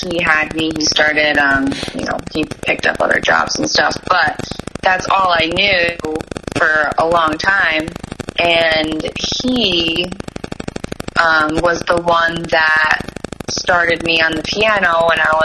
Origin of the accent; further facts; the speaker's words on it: Providence, Rhode Island, United States; We're from Rhode Island, Providence